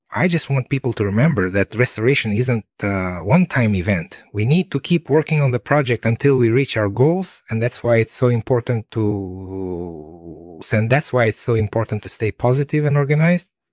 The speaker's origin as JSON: {"language": "English", "area": "Moscow area", "region": "Moscow Oblast", "country": "Russia", "tie": "born or raised there", "also_born_or_lived": "Lithuania", "moved": "yes", "said": "I grew up in the Moscow area and my family is originally from Lithuania"}